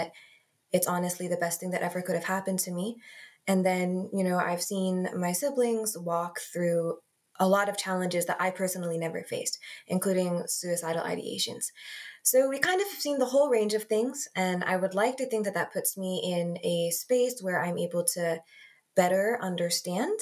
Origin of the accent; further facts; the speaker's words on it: Arlington, Massachusetts, United States; also born or lived in Pyeongtaek, South Korea; raised in the Boston area. Not Boston proper, But in Arlington